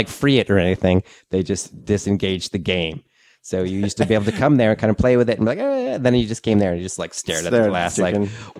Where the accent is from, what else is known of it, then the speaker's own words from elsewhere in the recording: New England, United States; now in Asheville, United States; I grew up in New England